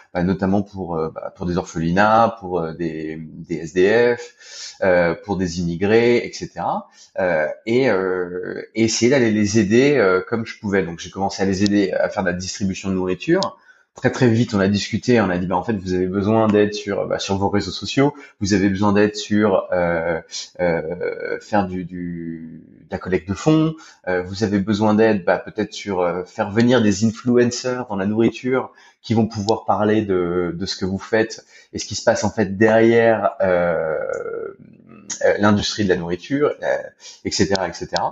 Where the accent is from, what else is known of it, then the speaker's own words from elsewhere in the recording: France; moved away as an adult; also born or lived in Spain; now in Thailand; je suis français. ça fait à peu près une dizaine d'années que je suis expatrié.